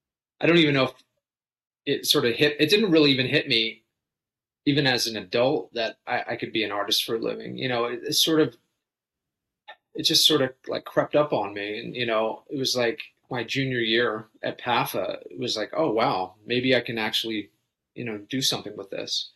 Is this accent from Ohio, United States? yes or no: no; Philadelphia, Pennsylvania, United States; In and around Philly area. I mean, for most of my life.